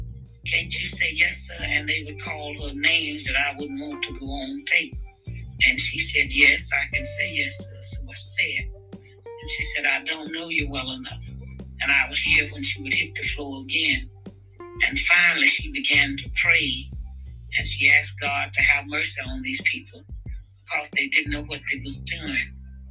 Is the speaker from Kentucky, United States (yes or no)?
yes; Louisville, Kentucky, United States; he asked me where I was from, and I told him I was from Louisville